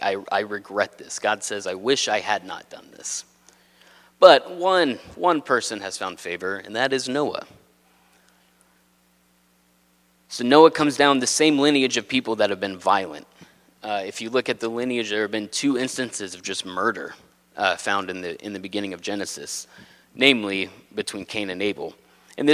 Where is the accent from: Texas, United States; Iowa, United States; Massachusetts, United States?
Texas, United States; moved away as an adult; now in New England, United States; I'm not from a farm, I'm from Texas, but not a farm